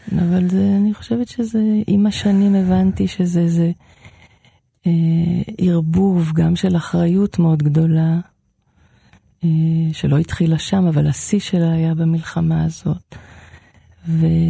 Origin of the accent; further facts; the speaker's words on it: Israel; בקיבוץ שאני גדלתי בו